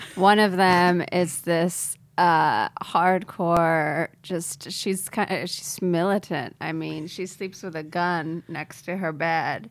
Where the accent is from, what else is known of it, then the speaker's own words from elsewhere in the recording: India; as an Indian person